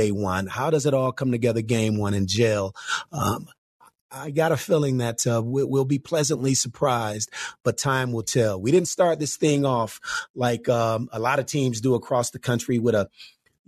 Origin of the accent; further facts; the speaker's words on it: Detroit, Michigan, United States; I'm from Detroit, so I'm from that neck of the woods